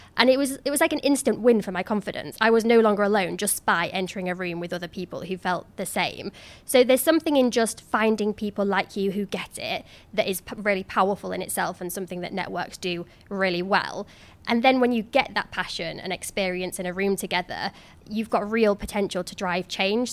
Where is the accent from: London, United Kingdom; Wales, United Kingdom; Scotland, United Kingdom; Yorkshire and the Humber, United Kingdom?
Yorkshire and the Humber, United Kingdom; Cleethorpes; moved away as an adult; my hometown of Cleethorpes